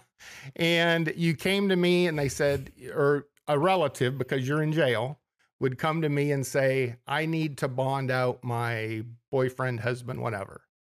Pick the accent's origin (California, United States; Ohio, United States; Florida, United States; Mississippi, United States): Ohio, United States; Ontario; also born or lived in Minnesota; originally from Mansfield, Ohio, or Ontario, Ohio, just a little, little suburb of Mansfield